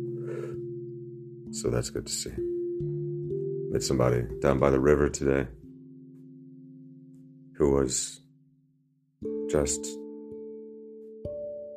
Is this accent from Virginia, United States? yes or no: yes; Northern Virginia, United States; I was growing up in Northern Virginia